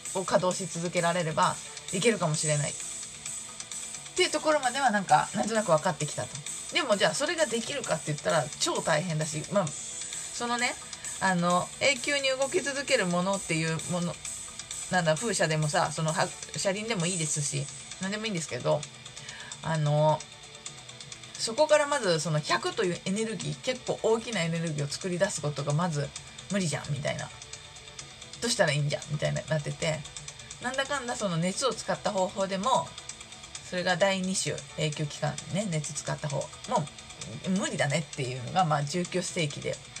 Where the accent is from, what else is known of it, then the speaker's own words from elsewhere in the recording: Shizuoka, Japan; 多分地元静岡